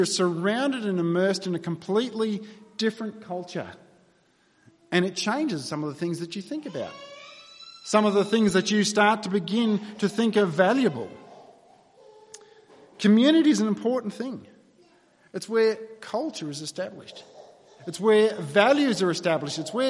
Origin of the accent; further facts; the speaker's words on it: New South Wales, Australia; moved away as an adult; also born or lived in Victoria; I grew up in New South Wales